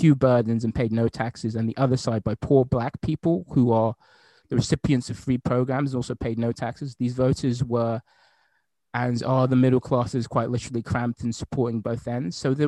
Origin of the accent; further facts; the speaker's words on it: Arkansas, United States; education to people like the people I grew up in Hope, Arkansas, or Hot Springs, Arkansas